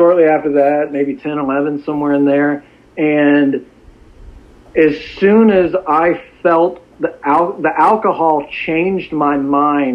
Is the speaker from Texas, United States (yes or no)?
yes; Dallas, Texas, United States; I grew up in Dallas. Dallas is a great place.